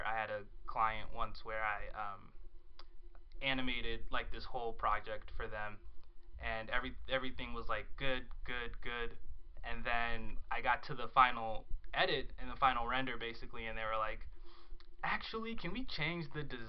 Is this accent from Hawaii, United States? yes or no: no; Chicago, Illinois, United States; So I've been out here for 2 years, and I come from Chicago. Moved here from Chicago.